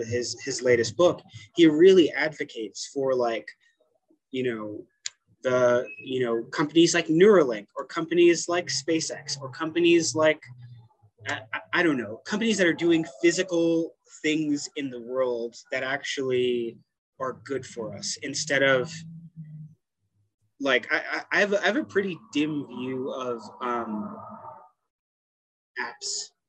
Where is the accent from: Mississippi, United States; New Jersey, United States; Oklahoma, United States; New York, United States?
New York, United States; Brooklyn; born there; so I was born in East New York, Brooklyn, mm-hmm. Which is like one of the, in the 90s, it was like one of the poorest and most dangerous parts of Brooklyn. Moved around a lot as a kid